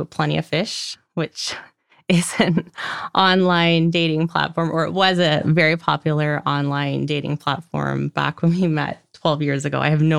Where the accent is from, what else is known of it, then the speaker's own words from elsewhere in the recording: Port Alberni, British Columbia, Canada; also born or lived in Victoria, British Columbia; So I grew up in a small town called Port Alberni on Vancouver Island, BC. I moved to Victoria, BC, which is about 2.5 hours from my hometown, just after graduation